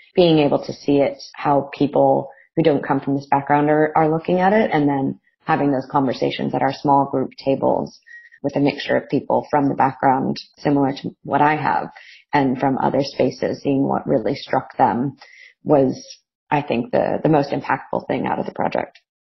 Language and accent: English; United States; now in Melbourne, Australia; I'm from America originally